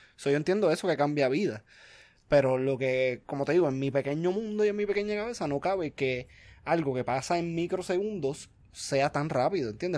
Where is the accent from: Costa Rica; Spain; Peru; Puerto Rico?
Puerto Rico; moved away; yo soy de Puerto Rico